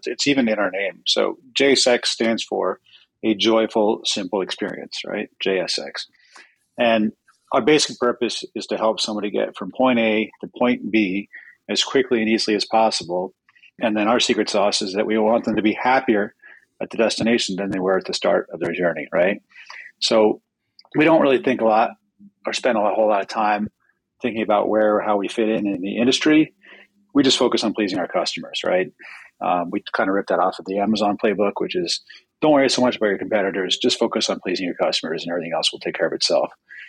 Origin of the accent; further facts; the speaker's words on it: London, United Kingdom; born there; My father is a New Yorker, and I was born in London.